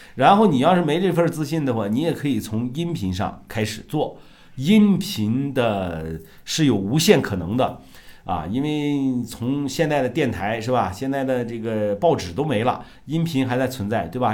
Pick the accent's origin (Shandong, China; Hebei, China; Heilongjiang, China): Shandong, China; moved away; 我老家山东的农村的啊